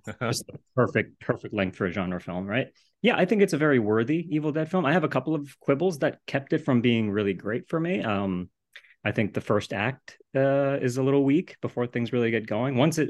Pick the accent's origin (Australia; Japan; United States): Japan; moved away; I grew up in Japan